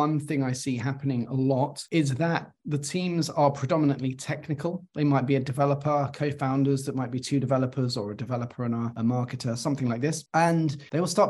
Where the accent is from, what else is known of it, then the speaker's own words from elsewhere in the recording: London, United Kingdom; also born or lived in Cardiff, Wales; I went back to London, which is my hometown